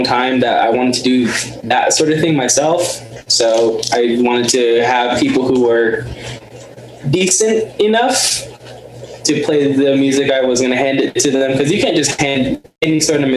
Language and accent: English; Tenalia, Arizona, United States; now in Pinon, United States; I'm originally from Tenalia. That's where I'm originally from